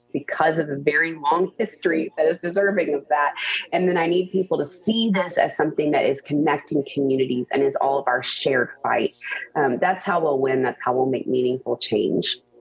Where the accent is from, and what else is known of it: The Woodlands, Texas, United States; born or raised there; now in Houston, United States